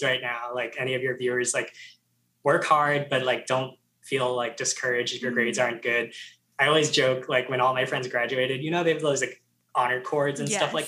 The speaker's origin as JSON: {"language": "English", "region": "New Jersey", "country": "United States", "tie": "born or raised there", "also_born_or_lived": "Georgia", "moved": "as an adult", "said": "everyone was going to like that local school in New Jersey, Rutgers"}